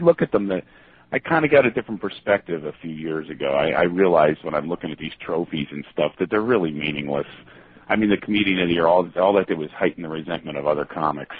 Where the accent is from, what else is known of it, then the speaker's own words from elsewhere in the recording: Philadelphia, Pennsylvania, United States; I am from Philadelphia